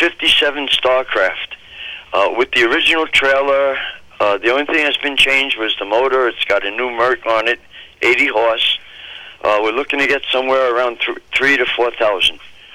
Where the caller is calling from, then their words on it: Rumford, Maine, United States; I'm calling from Rumford.